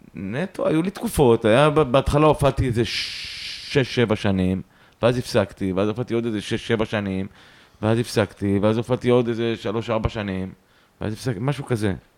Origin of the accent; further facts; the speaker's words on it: Yehud-Monosson, Central District, Israel; also born or lived in Haifa; now in Tel Aviv, Israel; נולדתי בחיפה, ומגיל שנתיים אני גר, גרתי במונוסון, במונוסון. אה, ביהוד. אה, ומגיל 20 אני בתל אביב